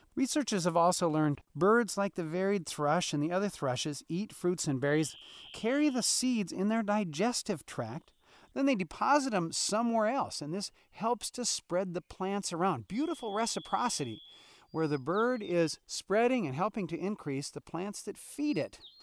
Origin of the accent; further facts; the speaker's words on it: Wisconsin, United States; now in Alaska, United States; when I grew up in Wisconsin